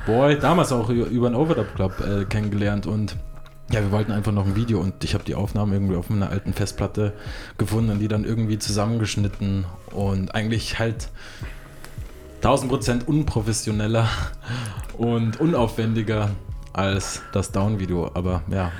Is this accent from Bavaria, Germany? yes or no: yes; Ansbach, Bavaria, Germany; moved away; aus meiner Heimatstadt Ansbach, also beziehungsweise eine meiner Heimatstädte